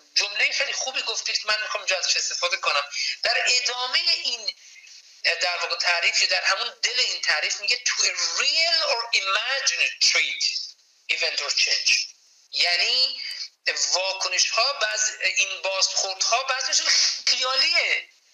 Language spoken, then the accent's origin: Persian; Yazd, Yazd Province, Iran; moved away as an adult; also born or lived in Tehran, Iran / Kerman, Iran; now in Vancouver, Canada; متولد 1352 در شهر تهران تحصیلات مقدماتی بنده با توجه به اینکه اصالتا اهل یزد هستم در یزد انجام شده